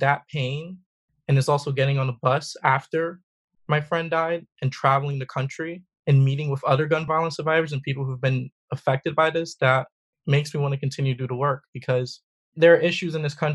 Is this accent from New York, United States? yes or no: yes; New York City, New York, United States; also born or lived in South Bronx, New York; I moved to Harlem to the Projects Public Housing when I was about 6 years old. And I was raised by a single mother